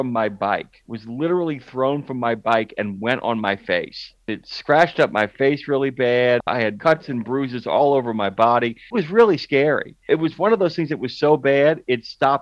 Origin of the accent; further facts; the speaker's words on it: New Orleans, Louisiana, United States; I grew up in a neighborhood off of Florida Lee